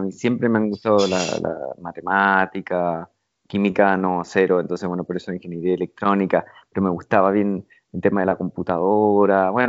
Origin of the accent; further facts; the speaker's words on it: Mar del Plata, Buenos Aires Province, Argentina; also born or lived in Rivera; Rivera, un pueblito muy, muy, muy chiquitito, en, la provincia de Buenos Aires. Después, a los seis años, nos mudamos a, Mar del Plata, ya una ciudad más grande.